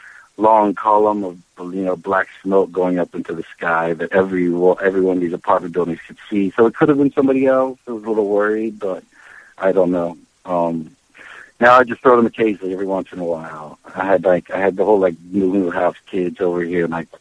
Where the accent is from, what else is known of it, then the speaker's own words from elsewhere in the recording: Charleston, West Virginia, United States; now in New York City, United States; I was raised in West Virginia